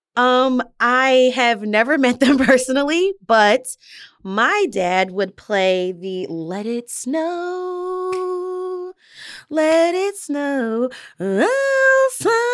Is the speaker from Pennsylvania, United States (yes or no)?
yes; Delaware County, Pennsylvania, United States; also born or lived in northern New Jersey; now in Philadelphia, United States; I actually grew up in Delco, Delaware County, uh, so it's outside of Philadelphia